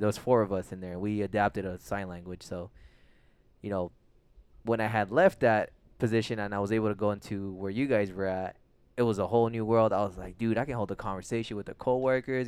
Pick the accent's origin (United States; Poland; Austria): United States; Tolleson, Arizona; also born or lived in San Fernando Valley, California; I was raised now in Tolleson, Arizona.